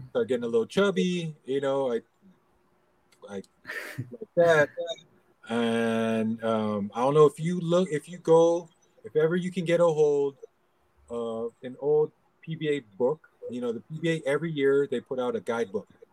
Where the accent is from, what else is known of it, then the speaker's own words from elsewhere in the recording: Los Angeles, California, United States; now in Philippines; I grew up in LA, um, Los Angeles, California